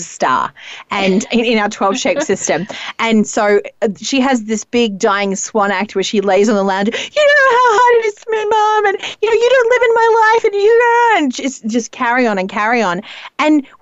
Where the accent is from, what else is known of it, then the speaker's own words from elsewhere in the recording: Australia; mayonnaise is probably more common to me as an Australian.